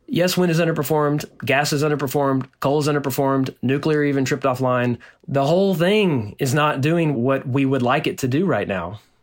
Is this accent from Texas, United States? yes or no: yes; Nacogdoches, Texas, United States; my hometown in, in Nacogdoches, Texas, which is a small town in East Texas